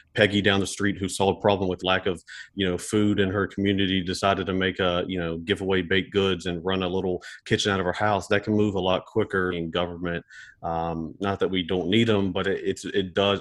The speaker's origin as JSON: {"language": "English", "area": "Elk River", "region": "West Virginia", "country": "United States", "tie": "born or raised there", "said": "I grew up on the on the Elk River as well."}